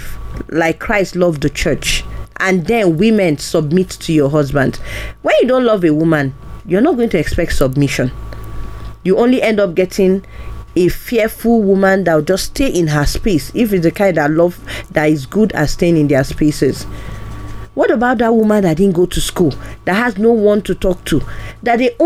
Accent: eastern Nigeria, Nigeria; I'm from the East

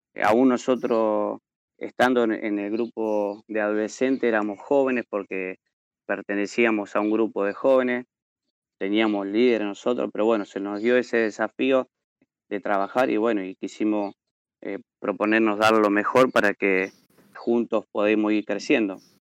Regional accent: Carcarañá, Santa Fe, Argentina; soy de Carcaranía

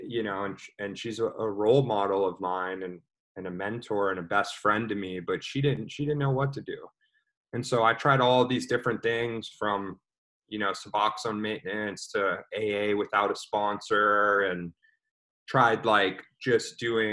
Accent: Dallas, Texas, United States; also born or lived in Austin, Texas; I'm from Dallas, Texas

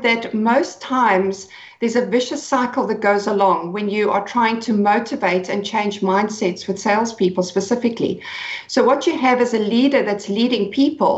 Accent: Cape Town, Western Cape, South Africa; I'm from Cape Town in South Africa

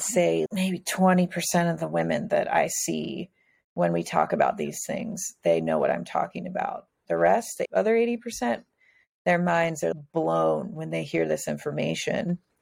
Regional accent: Midwest, United States; moved away as an adult; also born or lived in Cincinnati; now in San Diego, United States; I'm from the Midwest.

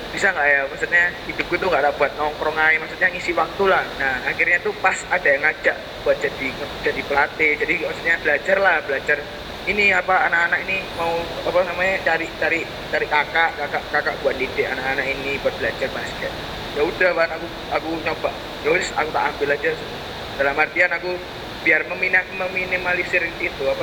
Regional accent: Sidoarjo, East Java, Indonesia; aku sempet ketemu sama kotaku kan sidoarjo

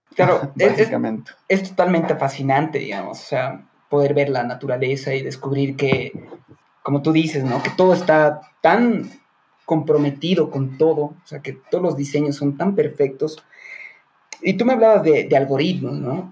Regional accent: Bolivia; nosotros como, bueno, como bolivianos

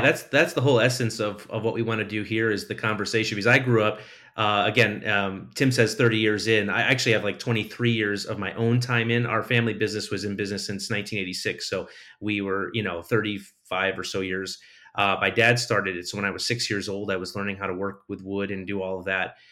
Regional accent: Connecticut, United States; I'm from Connecticut.

